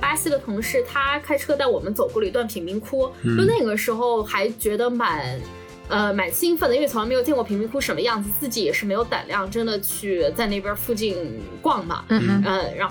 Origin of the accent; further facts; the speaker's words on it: China; 一个墨西哥小哥，一个我中国人